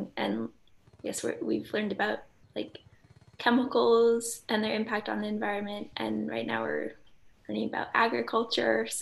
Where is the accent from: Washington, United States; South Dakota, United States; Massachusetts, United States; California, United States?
Massachusetts, United States; Belmont; moved away as an adult; now in Brunswick, United States; I'm from Belmont, Massachusetts